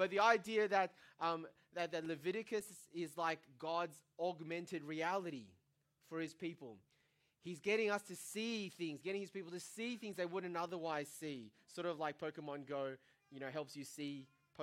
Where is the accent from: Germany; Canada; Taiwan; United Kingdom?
Taiwan; now in Australia; growing up in Taiwan